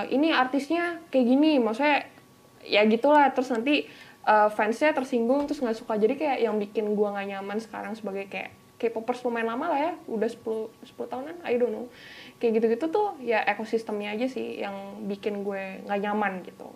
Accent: Bali, Indonesia; accent: Balinese; dulu gue gedenya kan di Bali

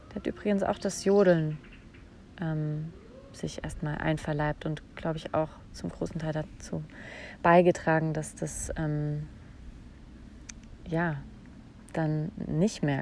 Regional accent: Saarland, Germany; Also ich habe mein ganzes Erwachsenenleben eigentlich in Bayern verbracht, aber ich bin aufgewachsen im Saarland.

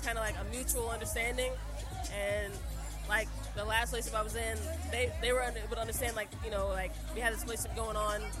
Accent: Dallas, Texas, United States; moved away as an adult; also born or lived in Okinawa, Japan / Quantico, Virginia / Pendleton, California; I'm originally from Dallas, but I was in the military, so I've been all over the world.

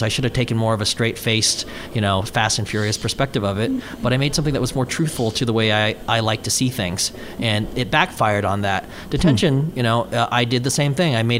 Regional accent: Houston, Texas, United States; moved away as an adult; now in Los Angeles, United States; I mostly raised in Houston, Texas, from say I think 8 to 17

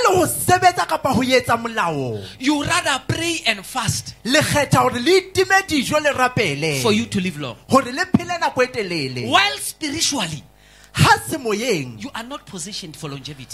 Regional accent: South Africa; Majority of us in this place are South African citizens

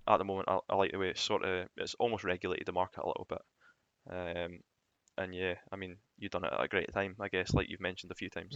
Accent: Scotland, United Kingdom; being Scottish

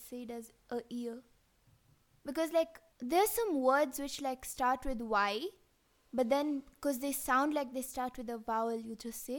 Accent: Kenya; also born or lived in Canada; So we're sisters who currently live in Kenya. We're born and brought up in Kenya, and I study partly in Canada. So the partly comes because of like I've been in Kenya for like an year, more than a year now.

